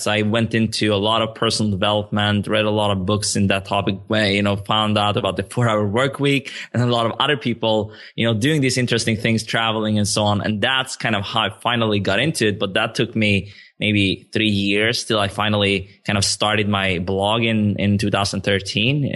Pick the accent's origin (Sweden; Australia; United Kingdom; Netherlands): Sweden; moved away as an adult; also born or lived in Stockholm, Sweden; now in Barcelona, Spain; I grew up in, like, a town two hours south of Stockholm, but I also lived in the capital for, for, like, seven, eight, maybe eight years